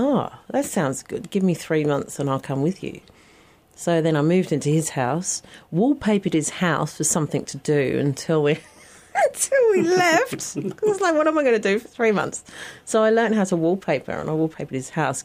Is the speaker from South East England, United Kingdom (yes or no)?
no; Stanbridge, East of England, United Kingdom; moved away as an adult; also born or lived in North London; I was born in the countryside just north of London in a little village called Stanbridge with two local pubs, because every village has to have at least two pubs, and a church, and a little primary school. So I grew up in a very quiet village up until the age of 11